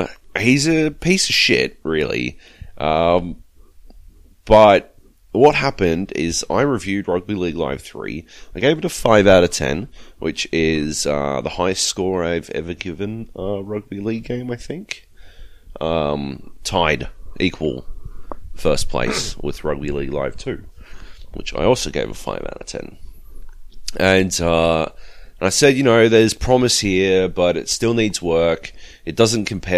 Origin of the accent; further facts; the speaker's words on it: Australia; Actually, I am Australian